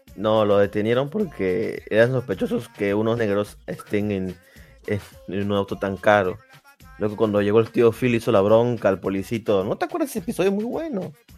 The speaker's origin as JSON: {"language": "Spanish", "country": "Peru", "said": "yo sea peruano"}